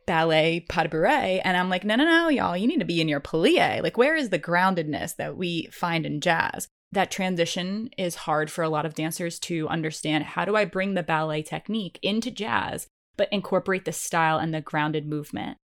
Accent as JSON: {"language": "English", "region": "East Coast", "country": "United States", "tie": "born or raised there", "said": "I grew up on the East Coast"}